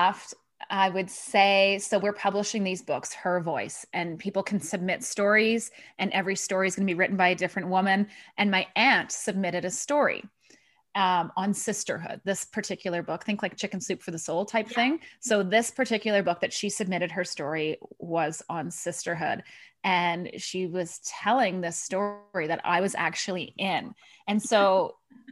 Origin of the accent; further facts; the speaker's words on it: Thunder Bay, Ontario, Canada; moved away; I'm from Thunder Bay